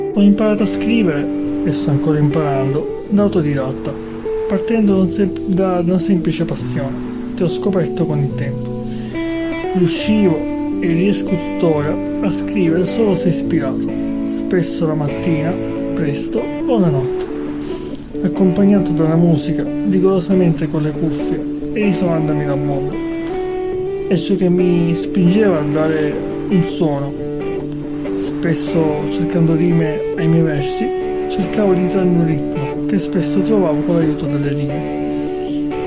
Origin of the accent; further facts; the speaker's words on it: Sicily, Italy; Da buon siciliano